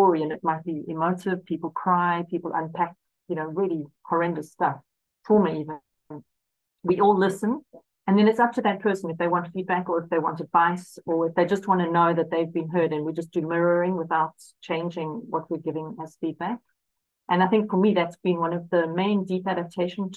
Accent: South Africa; I'm South African and I was educated during the apartheid era

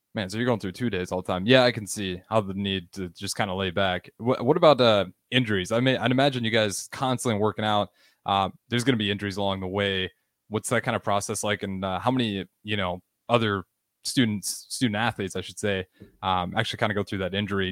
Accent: Nebraska, United States; I'm from Nebraska

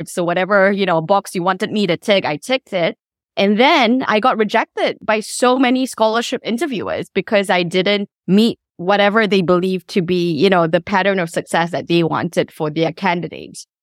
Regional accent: Subang Jaya, Selangor, Malaysia; also born or lived in Kuala Lumpur / Damansara; now in Washington DC, United States; I actually did grow up in Subang Jaya.

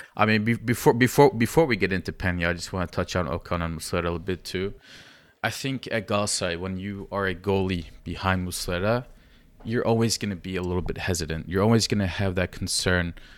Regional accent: Giresun, Turkey; I'm from Gerasun

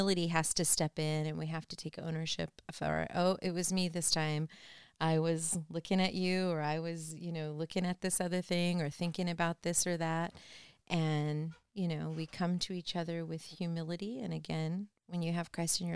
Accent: Norwalk, California, United States; I grew up in Norwalk

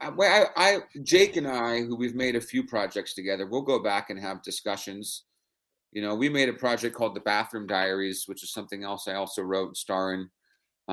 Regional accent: San Francisco, California, United States; I'm born and raised in San Francisco. I'm West Coast kid my whole life

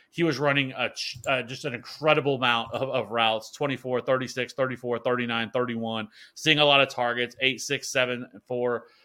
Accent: Kansas City, United States; I'm from Kansas City

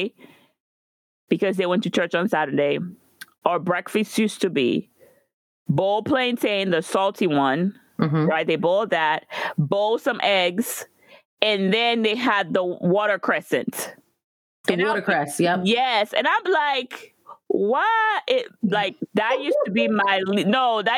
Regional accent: Guadeloupe; moved away; I remember growing up in Guadeloupe

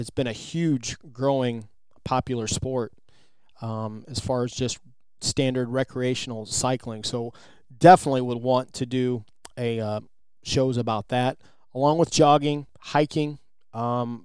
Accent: Midwest, United States; I'm from the Midwest

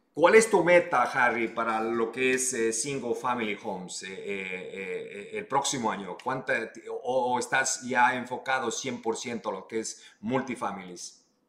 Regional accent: Ecuador; now in United States; yo soy ecuatoriano

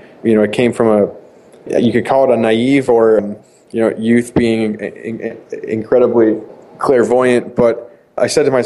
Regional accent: Boston, Massachusetts, United States; I born and raised in Boston.

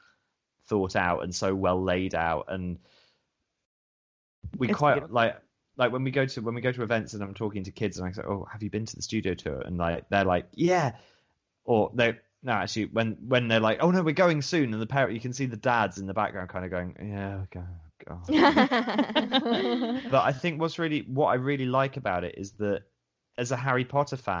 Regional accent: New Zealand; now in United Kingdom; I grew up in New Zealand, so I've got family in New Zealand.

